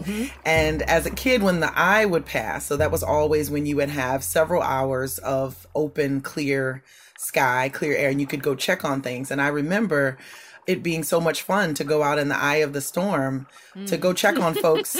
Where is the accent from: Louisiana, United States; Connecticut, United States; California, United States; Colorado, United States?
Louisiana, United States; Bayou Liberty; I grew up in Bayou Liberty, just north of New Orleans in the bayou. I lived in the house where my mother was born that my grandfather built. I lived on the land that has been in my family for generations, even before it was America.